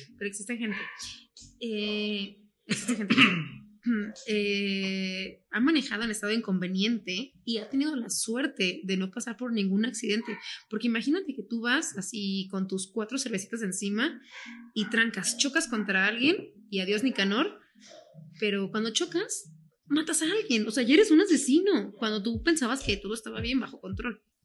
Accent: Guadalajara, Jalisco, Mexico; nosotros somos de Guadalajara

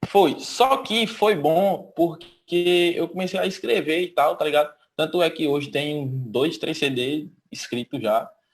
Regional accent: Lagoa Grande, Pernambuco, Brazil; now in Petrolina, Brazil; minha terra, que eu sou do Lagoa Grande.

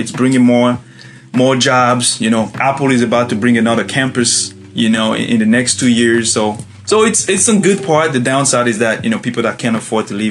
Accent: Côte d’Ivoire; moved away as an adult; now in United States; I'm originally from the Ivory Coast, West Africa. So I was born and raised there.

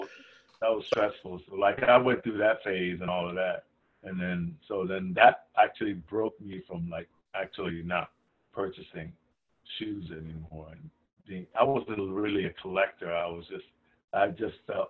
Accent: Ghana; moved away; also born or lived in New York; I'm originally from Ghana

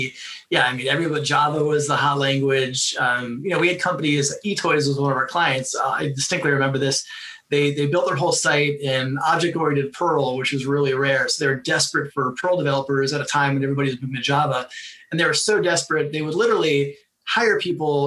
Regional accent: South Florida, United States; I grew up in Florida.

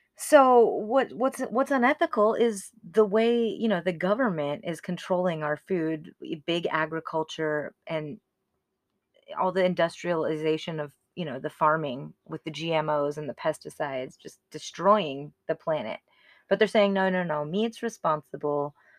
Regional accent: United States; I was raised here in America

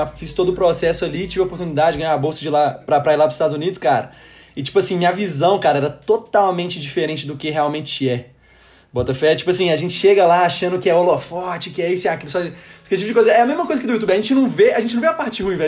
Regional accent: Belo Horizonte, Minas Gerais, Brazil; moved away as an adult; now in United States; eu cresci aqui no Minas

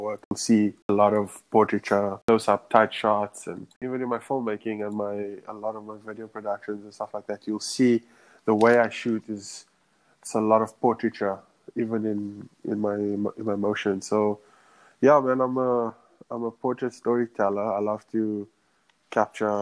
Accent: Johannesburg, Gauteng, South Africa; moved away as an adult; now in New York City, United States; born and raised in Johannesburg.

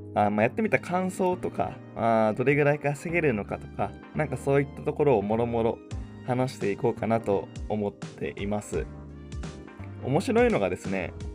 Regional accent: Chiba, Japan; 地元の千葉から神奈川の江ノ島まであのチャリで行く

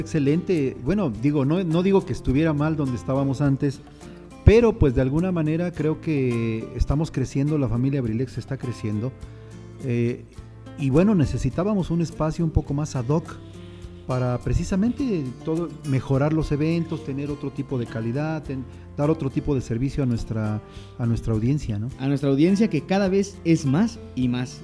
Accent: a town called Cambay, State of Mexico, Mexico; yo vengo de un pueblo que se llama Cambay, aquí en el Estado de México

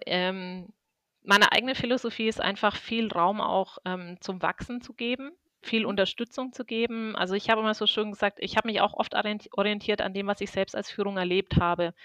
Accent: Würzburg, Bavaria, Germany; Ich bin aus Würzburg und äh, bin hier verhaftet

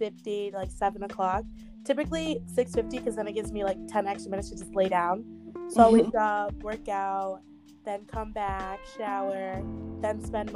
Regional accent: Albany, New York, United States; I'm a senior at SUNY Cortland, and I'm from Albany, New York

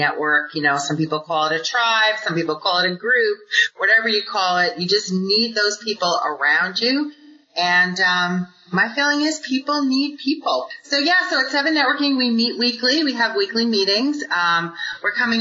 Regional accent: New York, United States; moved away as an adult; now in Arizona, United States; I'm originally a New Yorker

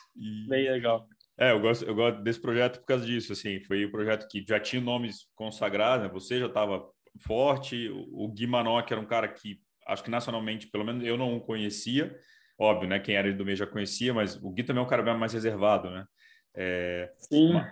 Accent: Brasília, Federal District, Brazil; eu, eu sou de Brasília

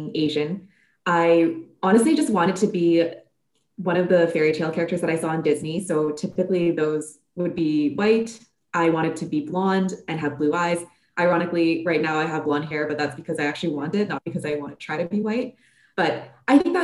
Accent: Canada; growing up in North America and in Canada

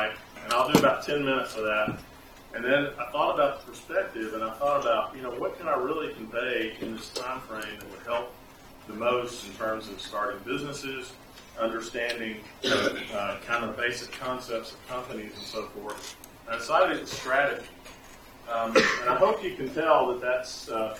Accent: Columbus, Mississippi, United States; I grew up in Columbus, Mississippi, just down the road

